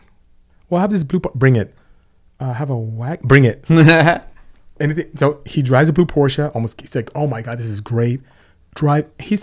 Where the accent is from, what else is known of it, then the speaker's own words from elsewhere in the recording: Lynwood, California, United States; born there; I was born in Linwood, California.